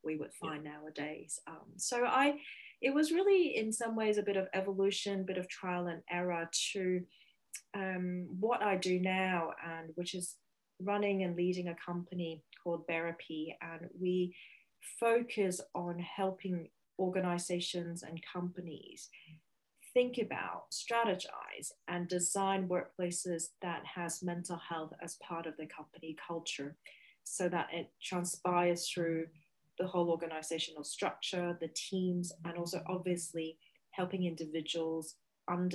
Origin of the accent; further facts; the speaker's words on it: Hong Kong; moved away as an adult; now in Beijing, China; So I am originally from Hong Kong and have been living in Beijing for the last 12 years.